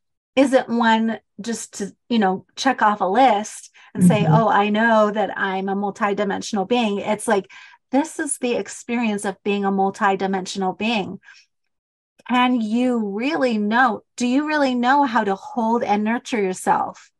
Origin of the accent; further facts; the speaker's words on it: Utah, United States; accent: Utah; I love my accent, my Utah accent.